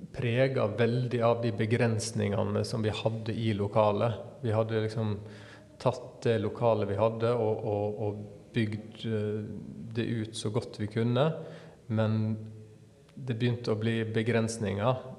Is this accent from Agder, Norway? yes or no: no; Sunnmøre, Møre og Romsdal, Norway; hvor jeg kommer ifra, ifra Sunnmøre